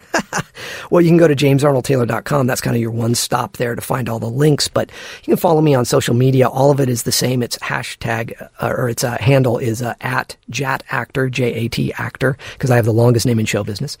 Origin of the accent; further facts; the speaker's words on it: Santa Barbara, California, United States; where I grew up in Santa Barbara